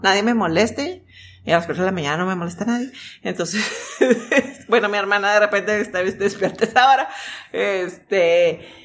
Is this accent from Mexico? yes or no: yes; Mexico; also born or lived in Vancouver, Canada; Salimos de la misma escuela, somos mexicanas